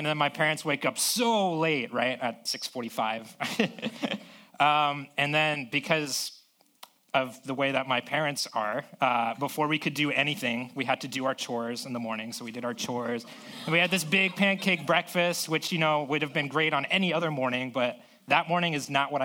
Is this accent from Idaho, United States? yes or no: no; South Florida, United States; now in San Diego, United States; I grew up in South Florida